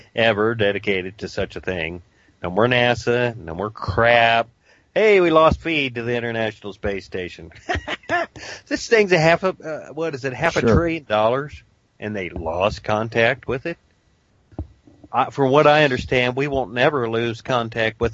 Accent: Dayton, Ohio, United States; I grew up in Dayton, Ohio, and I was a rock's throw practically from the Wright-Patterson Air Force Base

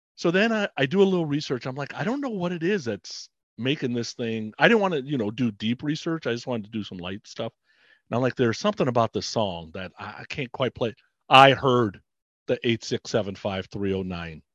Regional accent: Bay Area, California, United States; I grew up in the Bay Area

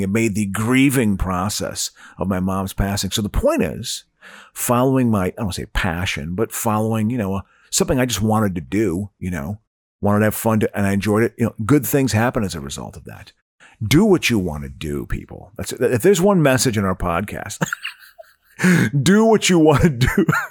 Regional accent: Eau Claire, Wisconsin, United States; growing up in Eau Claire, Wisconsin.

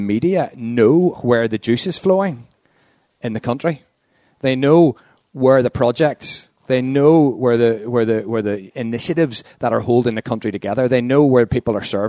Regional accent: Northern Ireland, United Kingdom; also born or lived in London; As a Northern Irish Protestant

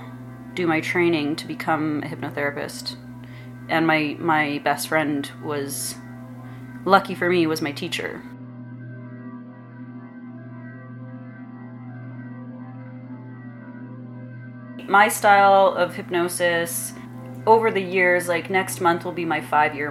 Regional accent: Regina, Saskatchewan, Canada; moved away as an adult; also born or lived in Los Angeles; now in Montreal, Canada; my hometown in Regina

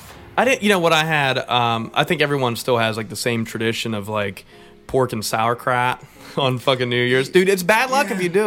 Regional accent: Republic, Pennsylvania, United States; I grew up in Republic, like, you know, that's a patch.

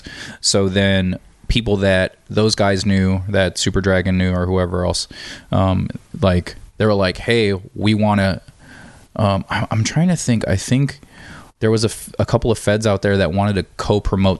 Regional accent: San Diego, California, United States; I'm born and raised in San Diego.

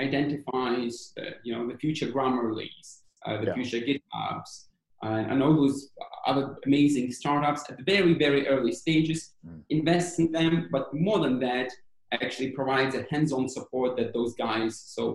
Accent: Ukraine; moved away; also born or lived in London; I am originally from Ukraine

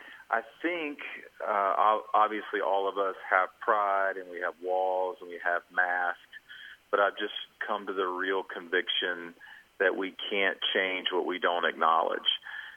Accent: Georgia, United States; also born or lived in Arkansas; I'm actually from Georgia. Lived in Arkansas, but I want to give my home state credit, so I'm a Georgia Bulldog at heart.

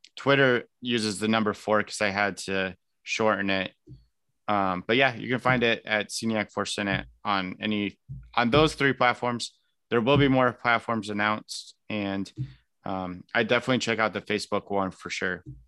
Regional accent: Elkhart, Indiana, United States; now in Greenwood, United States; I'm originally from Elkhart

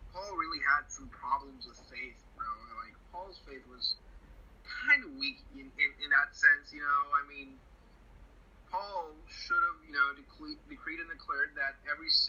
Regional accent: Puerto Rico; English is a second language; I'm from Puerto Rico

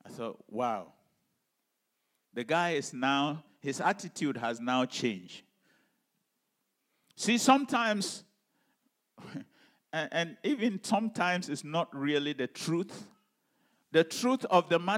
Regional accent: Ghana; when I was growing up in Ghana

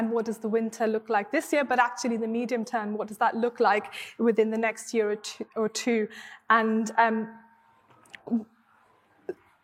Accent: Mumbai, Maharashtra, India; now in United Kingdom; I grew up in Mumbai, in Bombay, as was popularly known in India

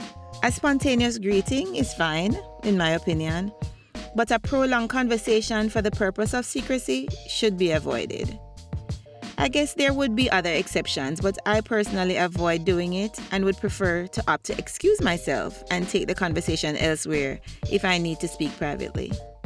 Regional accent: Jamaica; As children growing up in Jamaica, we would communicate in what we call gypsy.

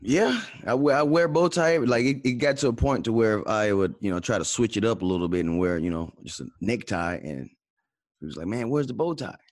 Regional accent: Atlanta, Georgia, United States; now in Dallas, United States; I'm from Atlanta

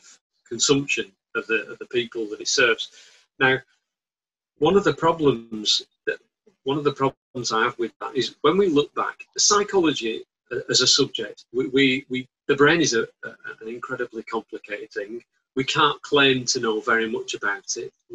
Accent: Bolton, North West England, United Kingdom; as you know from my accent, I'm from Bolton

